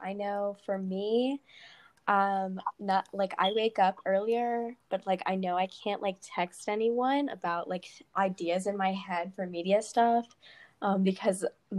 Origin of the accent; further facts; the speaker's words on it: Virginia, United States; I'm from Virginia